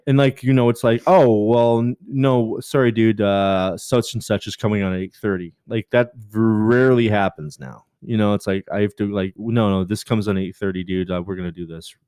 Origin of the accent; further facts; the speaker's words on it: Canada; I'm Canadian.